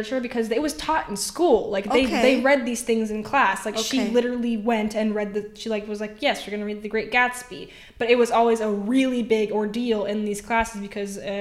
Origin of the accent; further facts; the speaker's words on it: United States; I'm literally an American